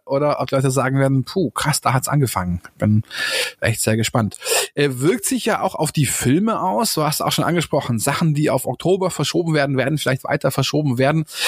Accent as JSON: {"language": "German", "town": "Munich", "region": "Bavaria", "country": "Germany", "tie": "born or raised there", "said": "hier in meiner Heimat äh, im schönen München"}